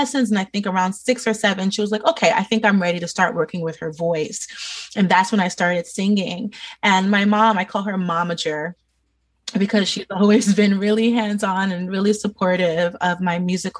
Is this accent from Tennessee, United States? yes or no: no; New York City, New York, United States; born and raised in New York City